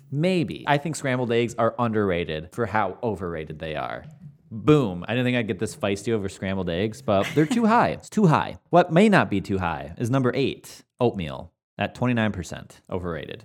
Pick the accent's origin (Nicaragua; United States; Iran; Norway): United States; Michigan; we're both from Michigan